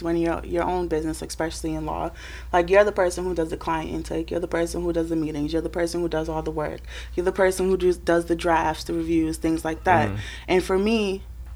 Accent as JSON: {"language": "English", "town": "Boston", "region": "Massachusetts", "country": "United States", "tie": "born or raised there", "said": "I'm from Boston. I grew up in Mission"}